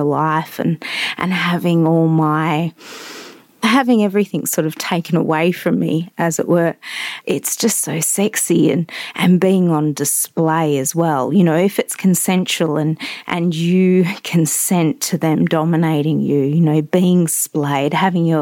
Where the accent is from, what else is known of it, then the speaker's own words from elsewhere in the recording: Western Australia, Australia; I am an Aussie, a West Australian